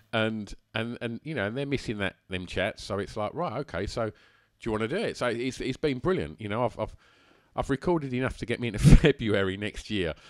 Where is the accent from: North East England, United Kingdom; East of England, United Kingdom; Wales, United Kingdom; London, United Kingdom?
East of England, United Kingdom; Essex; born or raised there